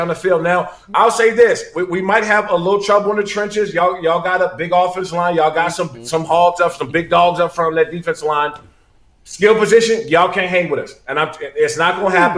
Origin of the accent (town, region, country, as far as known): Maryland, United States; also born or lived in Washington, D.C.